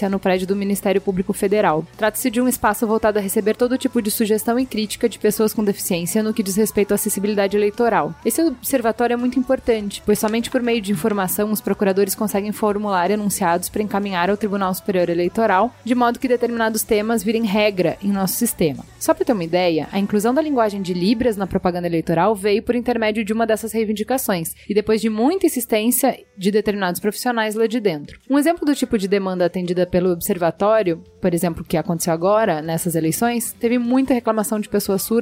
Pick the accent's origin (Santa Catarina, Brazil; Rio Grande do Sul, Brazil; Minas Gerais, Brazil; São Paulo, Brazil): São Paulo, Brazil; Sou, sou de São Paulo.